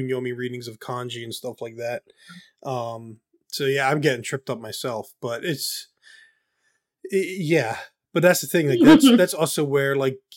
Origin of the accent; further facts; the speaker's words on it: United States; I'm an American